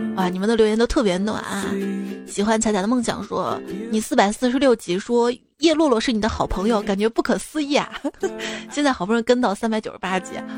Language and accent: Chinese; Shaanxi, China; 我是陕西人，我都不知道耶